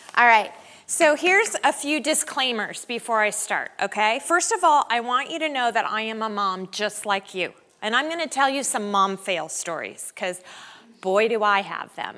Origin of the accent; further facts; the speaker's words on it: Denver, Colorado, United States; we're from Denver